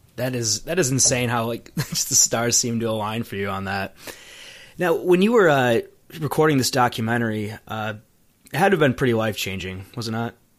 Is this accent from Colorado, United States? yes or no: no; Michigan, United States; I'm from Michigan, so I'm basically Canadian